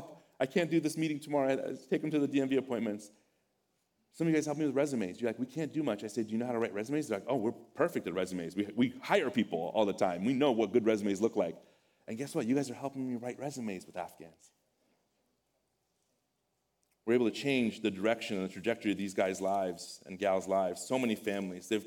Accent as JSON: {"language": "English", "country": "Iran", "moved": "yes", "said": "I come from Iran, a neighboring country. We speak a similar language"}